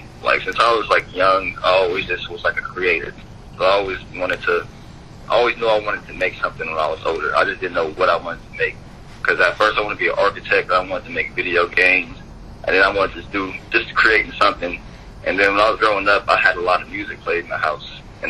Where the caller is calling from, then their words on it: Columbus, Ohio, United States; I'm actually posting in Columbus, Ohio.